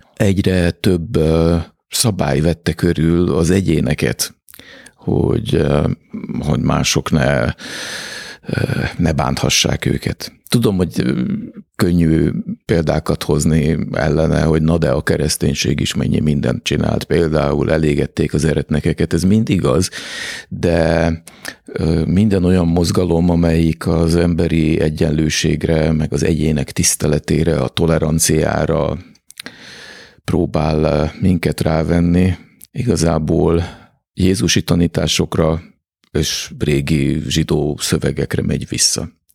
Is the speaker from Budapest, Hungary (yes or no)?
yes; Budapest, Hungary; egészen közel ahhoz a házhoz, ahol, ahova, amiben beleszülettem és ahol felnőttem